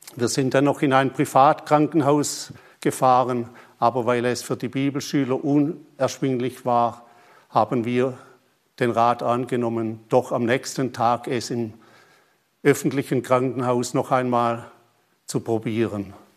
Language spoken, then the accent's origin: German; Germany; also born or lived in Papua New Guinea; bei uns in Deutschland